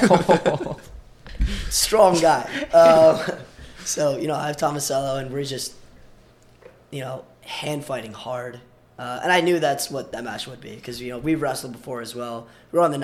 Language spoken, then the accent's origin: English; Long Island, New York, United States; moved away as an adult; also born or lived in Belarus / California / Queens, New York / Brooklyn, New York; now in Ithaca, United States; I grew up on Long Island